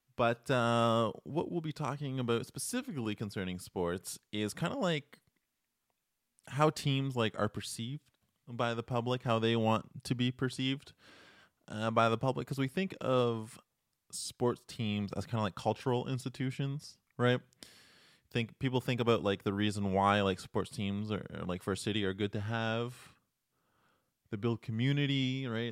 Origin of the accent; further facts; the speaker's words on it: Toronto, Ontario, Canada; now in Montreal, Canada; I am originally from Toronto